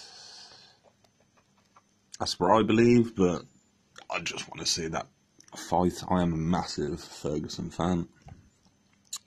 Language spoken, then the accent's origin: English; England, United Kingdom; I am English